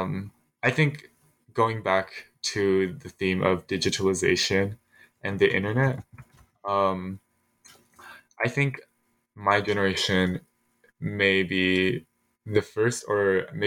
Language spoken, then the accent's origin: English; Philadelphia, Pennsylvania, United States; I was born in Philadelphia, and I lived in the area for quite a long time, enough to be socialized into that, my adolescence around the city.